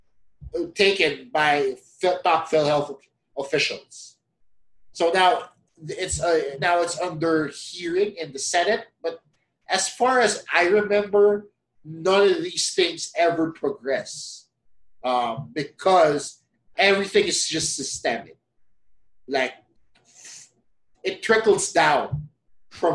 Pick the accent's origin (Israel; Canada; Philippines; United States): Philippines